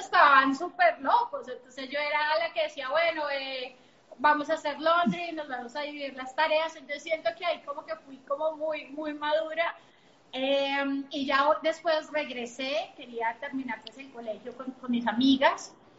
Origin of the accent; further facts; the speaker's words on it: Bogotá, Colombia; yo soy colombiana, nací en Bogotá